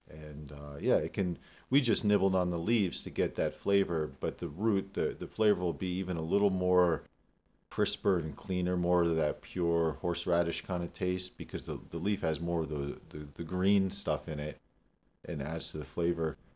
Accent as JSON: {"language": "English", "town": "Damascus", "region": "Pennsylvania", "country": "United States", "tie": "born or raised there"}